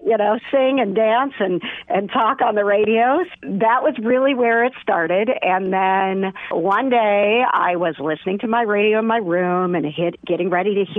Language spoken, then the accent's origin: English; Cuba City, Wisconsin, United States; moved away as an adult; also born or lived in Omaha, Nebraska; I grew up in Wisconsin, and even though my voice is very unique here, if you go back to Cuba City, Wisconsin, I have a lot of relatives that sound like